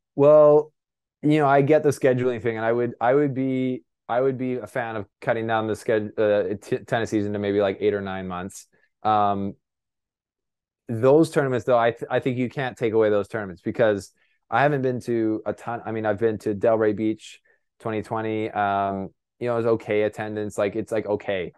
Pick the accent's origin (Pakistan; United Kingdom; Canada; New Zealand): Canada; I'm a Canadian reporter